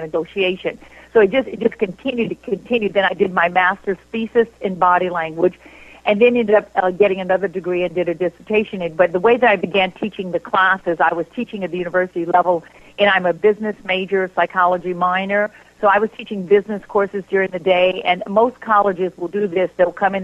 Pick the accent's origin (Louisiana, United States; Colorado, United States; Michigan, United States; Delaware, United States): Louisiana, United States; moved away as an adult; now in Houston, United States; I'm originally from Louisiana and went to college there and then ended up teaching college there and then moving to Houston. I live in Houston now